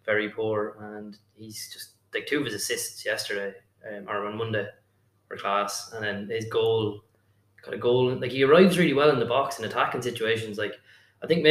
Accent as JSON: {"language": "English", "country": "Ireland", "said": "as Irish fans, we"}